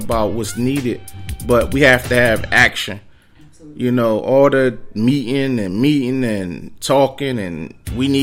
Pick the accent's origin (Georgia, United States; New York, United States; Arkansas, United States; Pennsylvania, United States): Pennsylvania, United States; Philadelphia; I represent West Philly